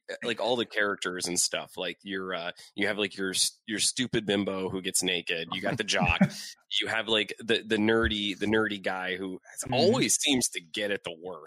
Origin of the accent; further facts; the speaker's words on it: Erie, Pennsylvania, United States; moved away; originally from Erie, Pennsylvania